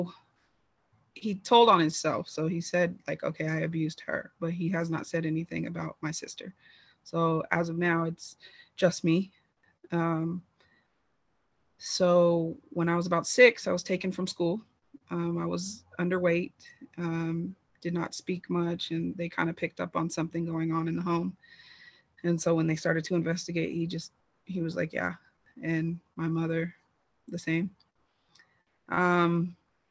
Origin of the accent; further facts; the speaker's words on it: California, United States; I am from California, so I was in foster care in California